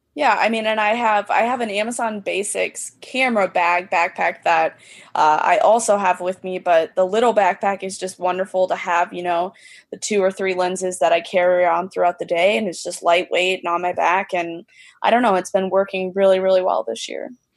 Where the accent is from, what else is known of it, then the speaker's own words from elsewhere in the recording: Central Illinois, United States; also born or lived in Chicagoland area; now in Chicago, United States; I was originally from Central Illinois